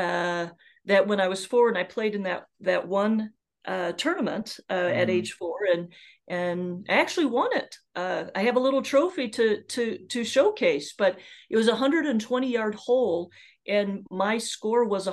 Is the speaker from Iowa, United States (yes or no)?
yes; Iowa, United States; being born and raised in Iowa